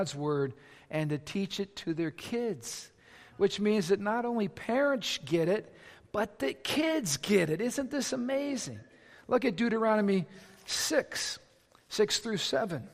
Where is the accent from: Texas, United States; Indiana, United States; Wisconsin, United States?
Indiana, United States; Lake County; I was raised right here in Lake County, Indiana. I'm a region rat.